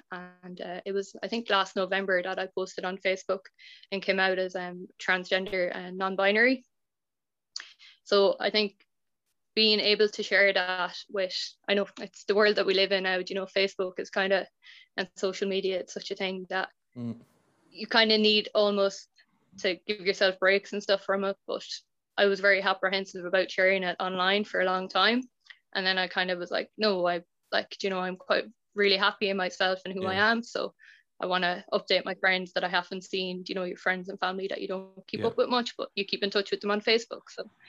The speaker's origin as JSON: {"language": "English", "town": "Athlone", "region": "Westmeath", "country": "Ireland", "tie": "born or raised there", "said": "My hometown"}